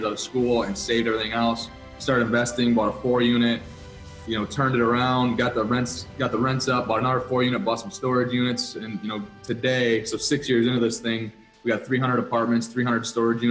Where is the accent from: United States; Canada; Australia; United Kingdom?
United States; Wisconsin; I'm from Wisconsin, born and raised, so Midwest boy